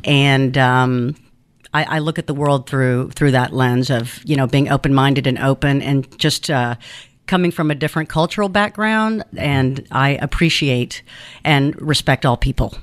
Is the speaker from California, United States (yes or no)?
no; Athens, Georgia, United States; English is a second language; also born or lived in Cuba / Kansas / Illinois; now in Savannah, United States; I grew up in Athens